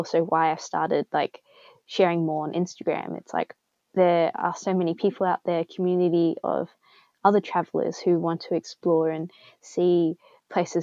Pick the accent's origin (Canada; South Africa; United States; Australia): Australia; Sydney, New South Wales; I was from Sydney